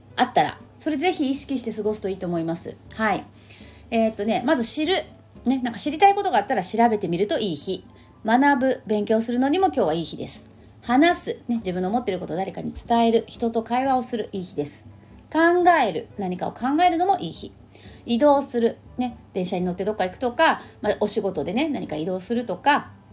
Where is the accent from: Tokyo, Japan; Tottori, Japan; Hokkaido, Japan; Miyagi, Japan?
Tokyo, Japan; St. Luke's International Hospital; 聖六加国際病院でね私あの病院で生まれたんですけど